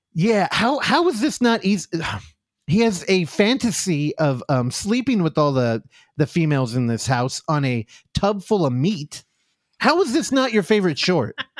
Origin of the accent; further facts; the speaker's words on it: United States; as an American